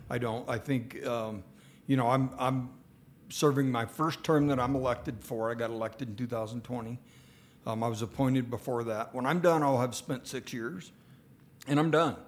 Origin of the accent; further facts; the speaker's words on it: Gillette, Wyoming, United States; I was born in Gillette. I was raised here.